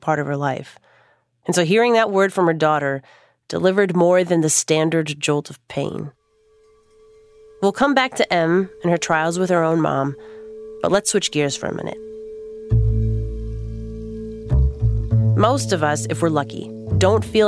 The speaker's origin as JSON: {"language": "English", "town": "Minneapolis", "region": "Minnesota", "country": "United States", "tie": "born or raised there", "said": "Minneapolis, my hometown"}